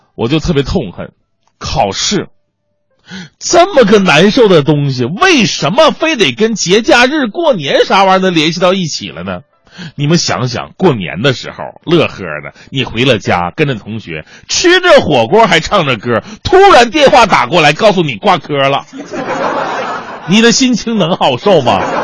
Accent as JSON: {"language": "Chinese", "country": "China", "said": "谁让我是中国人呢"}